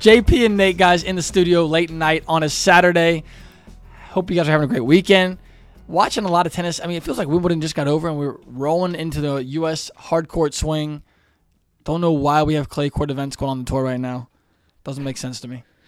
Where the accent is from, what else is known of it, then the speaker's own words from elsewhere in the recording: Cincinnati, Ohio, United States; we're from Cincinnati